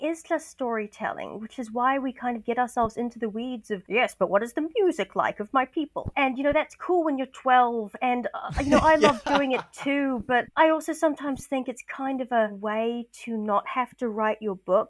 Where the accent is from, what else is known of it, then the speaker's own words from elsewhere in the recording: New Zealand; I'm a Kiwi